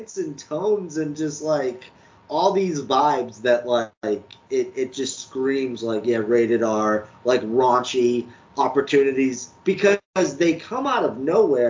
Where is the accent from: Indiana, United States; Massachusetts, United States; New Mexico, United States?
Massachusetts, United States; Cape Cod; where I grew up on the Cape